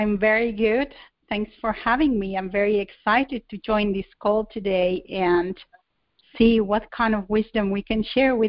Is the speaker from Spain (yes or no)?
yes; Spain; first language Spanish; English is a second language; moved away as an adult; now in Finland; I'm originally from Southern Europe, from Spain, but I live in Finland, and where my husband is from. So I'm like 4,000 kilometers away from my home, and I've been abroad for 24 years